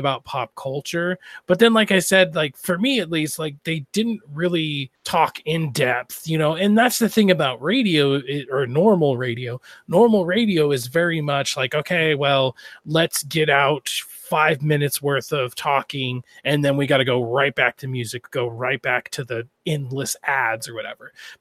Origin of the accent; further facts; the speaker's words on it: Idaho, United States; I'm from Idaho